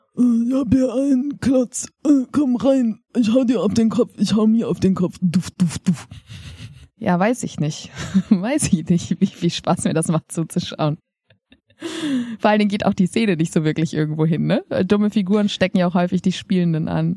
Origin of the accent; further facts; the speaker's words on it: Germany; wir als Deutsche